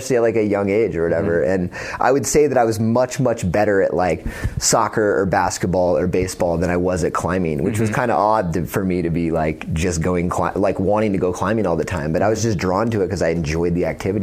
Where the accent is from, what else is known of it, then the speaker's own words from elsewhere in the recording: Northern California, United States; I grew up in Northern California